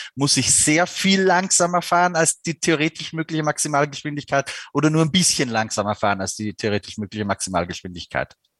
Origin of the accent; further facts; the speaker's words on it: Austria; ich bin ja Österreicher